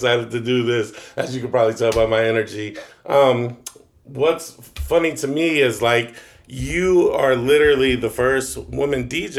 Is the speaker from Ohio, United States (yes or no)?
yes; Newark, Ohio, United States; I'm from Newark, Ohio.